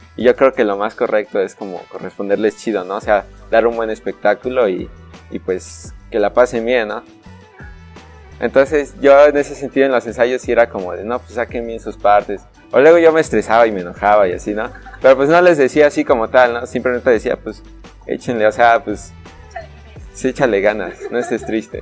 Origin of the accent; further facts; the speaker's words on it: Tehuacán, Puebla, Mexico; tehuacanero de corazón